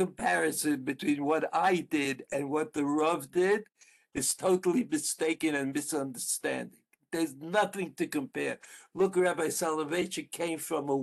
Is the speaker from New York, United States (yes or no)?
yes; New York, United States; moved away as an adult; now in Israel; I came from the Yeshiva Flatbush, which is a co-ed Jewish school.